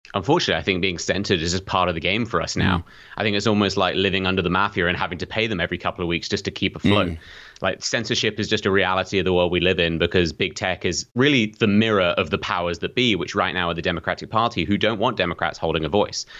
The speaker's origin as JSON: {"language": "English", "country": "United Kingdom", "accent": "British", "said": "I'm British"}